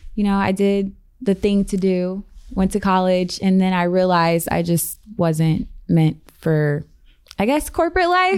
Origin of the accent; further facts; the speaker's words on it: Columbus, Ohio, United States; moved away as an adult; also born or lived in Los Angeles; now in Las Vegas, United States; I'm from the Midwest. I'm from Columbus, Ohio